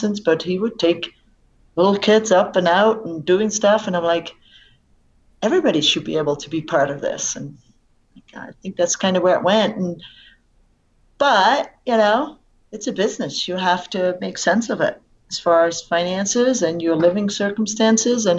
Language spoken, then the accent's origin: English; Netherlands; also born or lived in Vail, Colorado; now in United States; I grew up in Holland